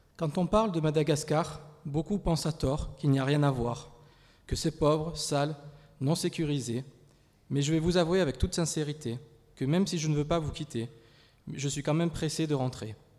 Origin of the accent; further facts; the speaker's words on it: France; je viens de France, de l'église d'André et Sylvia